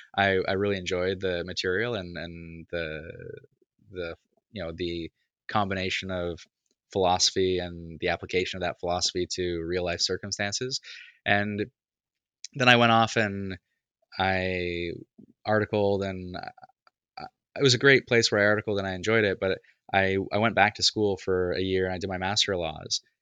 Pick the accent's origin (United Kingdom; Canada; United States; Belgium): Canada; Toronto, Ontario; where I grew up in Beaches East York here in the east end of Toronto